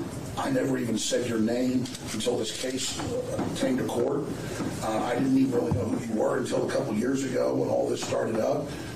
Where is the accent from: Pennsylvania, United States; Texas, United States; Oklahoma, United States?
Texas, United States; Rockwall; also born or lived in Dallas, Texas; now in Austin, United States; I first was born in Dallas, then I grew up in a suburb of Dallas called Rockwell.